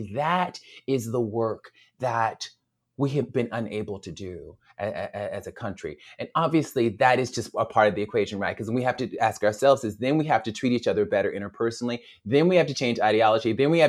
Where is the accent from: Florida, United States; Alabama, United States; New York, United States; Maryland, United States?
Alabama, United States; And we were in Alabama, my home state, and we were driving, I think, from Montgomery to Selma.